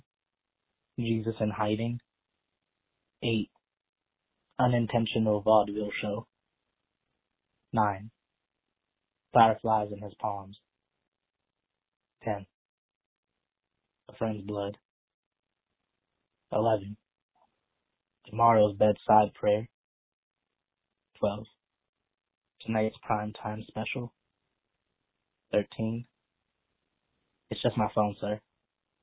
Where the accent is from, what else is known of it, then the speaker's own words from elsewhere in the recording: Philadelphia, Pennsylvania, United States; I'm from Philadelphia, Pennsylvania